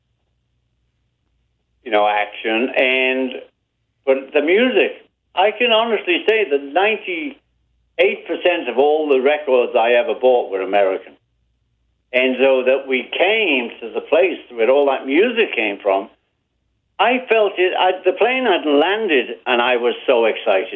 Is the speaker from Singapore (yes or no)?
no; Liverpool, North West England, United Kingdom; moved away as an adult; now in United States; We're from Liverpool.